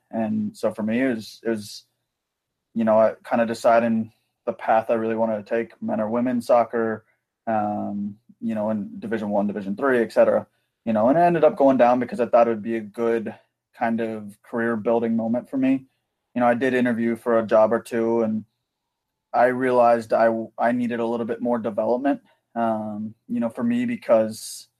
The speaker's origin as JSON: {"language": "English", "region": "Midwest", "country": "United States", "tie": "born or raised there", "said": "I grew up in the Midwest for the kind of latter part of whatever."}